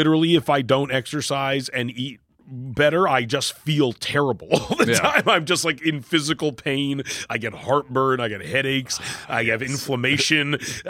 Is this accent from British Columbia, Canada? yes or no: yes; Vancouver, British Columbia, Canada; moved away; Well, I grew up in Vancouver, where it is like a huge Asian population of all sorts.